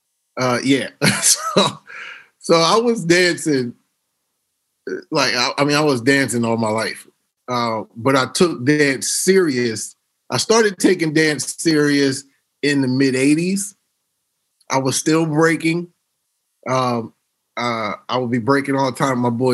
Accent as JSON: {"language": "English", "town": "Harrisburg", "region": "Pennsylvania", "country": "United States", "tie": "born or raised there", "also_born_or_lived": "Philadelphia / Los Angeles", "moved": "yes", "said": "my folks that I grew up with in the Burg."}